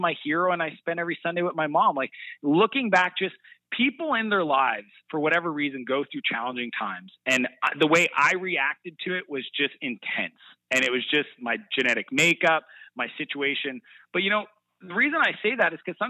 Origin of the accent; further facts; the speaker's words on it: Canada; I'm very proud to be Canadian